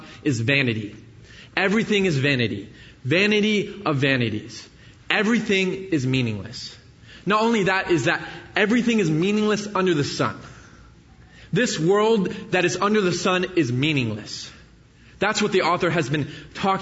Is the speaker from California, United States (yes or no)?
yes; the Bay Area, California, United States; moved away as an adult; I grew up in the Bay Area, so I moved out here when I started at Jessup 4 years ago.